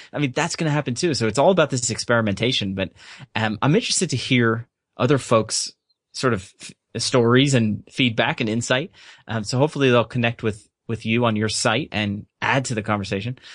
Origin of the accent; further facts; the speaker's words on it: United States; also born or lived in Surrey, England; I'm American